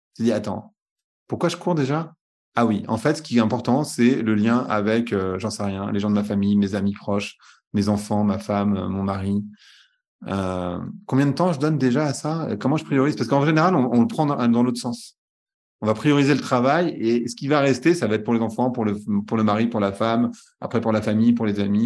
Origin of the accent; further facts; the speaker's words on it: France; je suis né en France